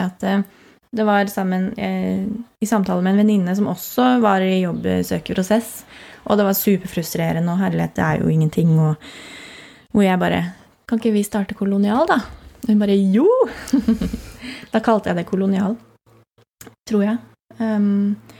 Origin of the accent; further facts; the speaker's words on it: Andebu, Vestfold, Norway; also born or lived in Lillesand / Caribbean island / Nøtterøy; now in Tønsberg, Norway; Jeg kommer fra Andebu, så jeg bor jo nesten hjemme